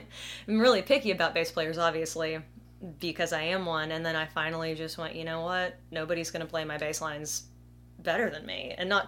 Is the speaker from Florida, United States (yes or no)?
no; Opelika, Alabama, United States; Opelika, Alabama.